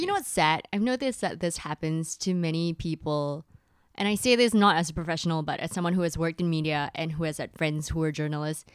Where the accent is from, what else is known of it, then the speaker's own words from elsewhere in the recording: Malaysia; I'm the Malaysian